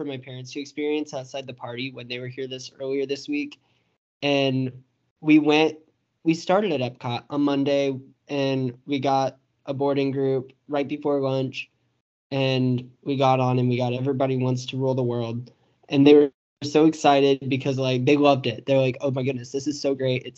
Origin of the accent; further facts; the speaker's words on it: Illinois, United States; moved away as an adult; now in Florida, United States; I'm going home tomorrow for break for Thanksgiving. So I'll be in Illinois for about 6 days